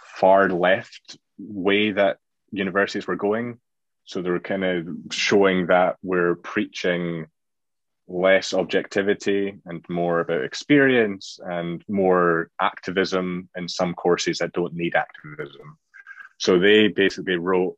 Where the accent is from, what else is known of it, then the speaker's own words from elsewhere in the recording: Scotland, United Kingdom; being Scottish